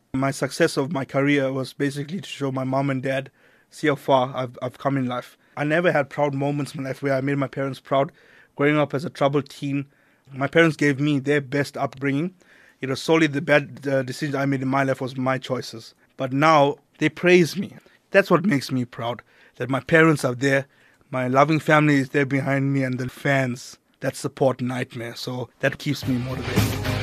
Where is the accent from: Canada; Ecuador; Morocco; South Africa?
South Africa; Durban, KwaZulu-Natal; moved away as an adult; also born or lived in Johannesburg; I had to leave my hometown